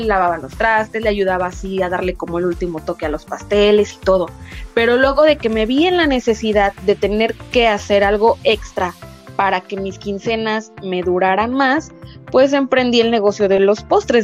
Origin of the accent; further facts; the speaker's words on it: Poza Rica, Veracruz, Mexico; now in Mexico City, Mexico; la casa de mis papás allá en Poza